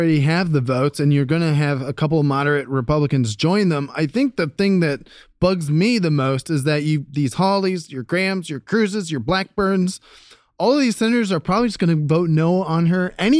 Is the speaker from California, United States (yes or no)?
no; Ohio, United States